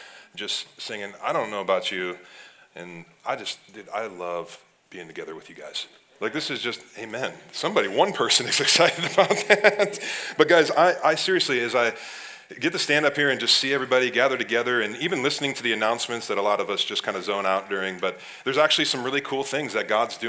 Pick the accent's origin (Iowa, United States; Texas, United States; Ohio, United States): Ohio, United States; now in Wisconsin, United States; I grew up in Ohio